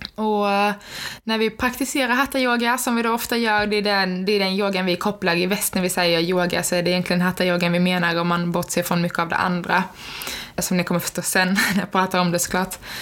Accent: Skåne, Sweden; now in Linköping, Sweden; Jag kommer från Skåne, men eh, som ni säkert hör på min dialekt

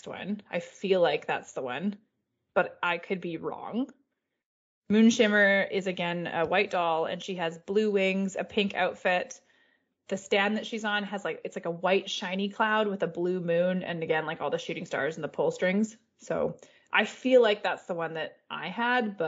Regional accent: Canada; As a Canadian

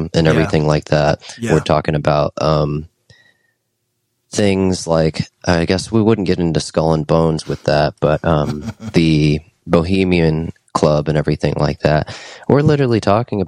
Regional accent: United States; as an American

